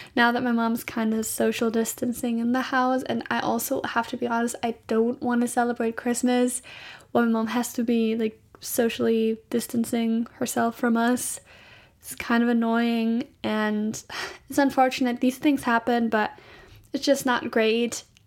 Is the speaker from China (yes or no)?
no; Germany; I'm from Germany